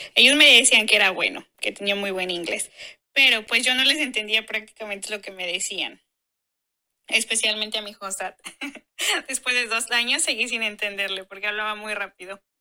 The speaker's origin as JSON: {"language": "Spanish", "country": "Mexico", "moved": "as an adult", "said": "México, que es de donde yo soy"}